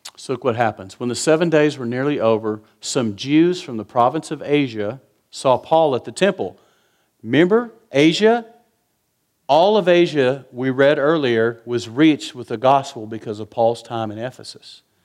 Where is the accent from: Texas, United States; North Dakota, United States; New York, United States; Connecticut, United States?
Texas, United States; West; I'm from West Texas